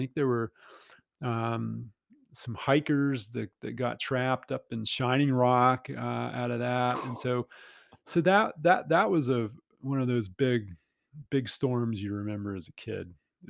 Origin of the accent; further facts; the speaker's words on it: Southern Appalachians, United States; growing up in the Southern Appalachians, I can point to that storm.